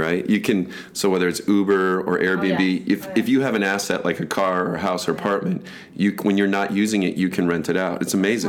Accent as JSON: {"language": "English", "country": "United States", "tie": "born or raised there", "said": "especially being an American, growing up in America."}